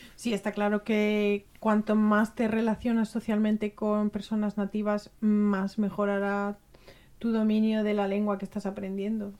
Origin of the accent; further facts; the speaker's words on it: Spain; now in Germany; ser española.